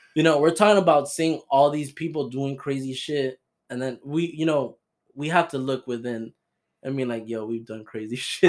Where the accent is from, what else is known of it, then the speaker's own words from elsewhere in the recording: Florida, United States; We're from Florida